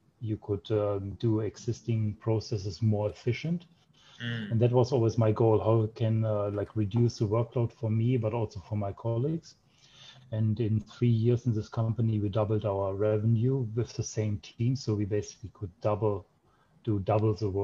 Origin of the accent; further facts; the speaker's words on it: Germany; also born or lived in Japan; grew up in Germany